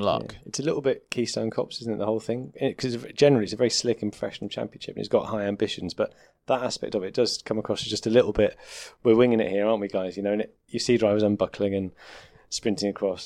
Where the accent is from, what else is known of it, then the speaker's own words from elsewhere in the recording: United Kingdom; as a Brit